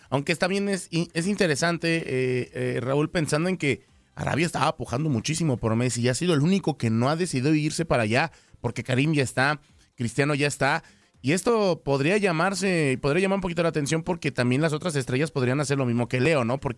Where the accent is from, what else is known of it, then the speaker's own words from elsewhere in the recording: Mexico City, Mexico; como buen chilango con queso va las quesadillas